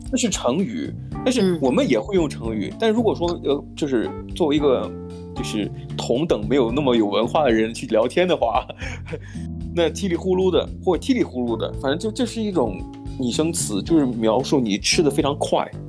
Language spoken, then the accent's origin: Chinese; northern China, China; 我们就是中国人，北方人